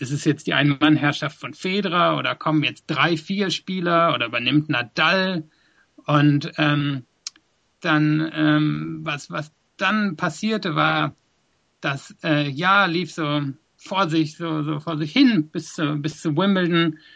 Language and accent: German; West Germany, Germany; moved away as an adult; also born or lived in South Africa; now in London, United Kingdom; ich bin in Deutschland aufgewachsen bis nach der Schule